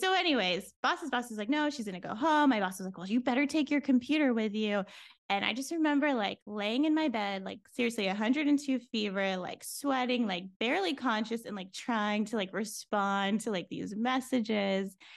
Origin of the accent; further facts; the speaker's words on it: Florida, United States; moved away as an adult; also born or lived in New York City; I grew up in Florida, so moving to New York City